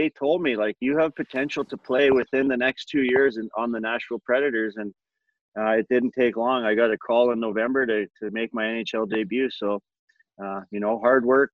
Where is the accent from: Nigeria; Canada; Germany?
Canada; Edmonton, Alberta; in my hometown